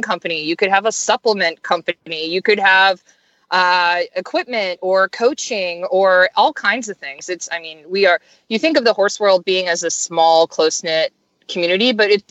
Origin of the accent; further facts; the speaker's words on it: Tampa, Florida, United States; Tampa, I'm born and raised here, so it's fun to work for my hometown newspaper